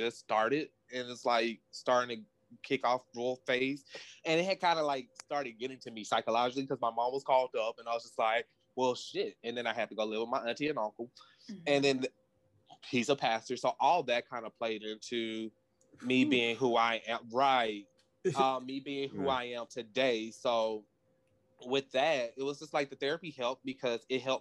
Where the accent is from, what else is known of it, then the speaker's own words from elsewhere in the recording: the South, United States; growing up in the South